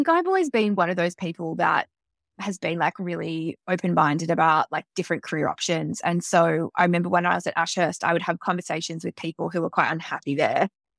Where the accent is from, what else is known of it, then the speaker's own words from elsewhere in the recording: Melbourne, Victoria, Australia; also born or lived in Sydney; now in New York, United States; And prior to that, I was in Sydney for 6 years, but I am originally from Melbourne, so have moved around quite a lot in my life.